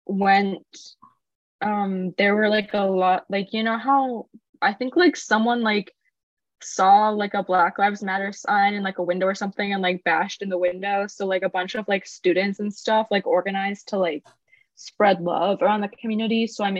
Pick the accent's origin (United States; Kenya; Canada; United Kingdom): United States; I'm American.